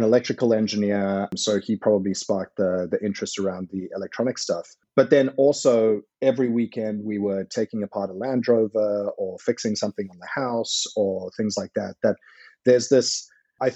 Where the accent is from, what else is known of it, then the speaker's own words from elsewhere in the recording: South Africa; moved away; I benefited from growing up in South Africa